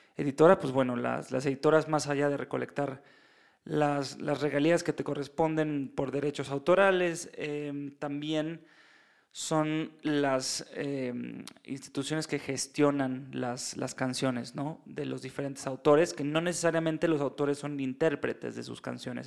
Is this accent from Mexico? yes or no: yes; Mexico; yo soy mexicano